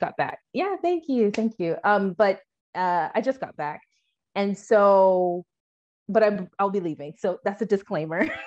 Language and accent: English; Washington, United States; moved away as an adult; also born or lived in Phoenix, Arizona; now in Sierra Leone; I'm from Washington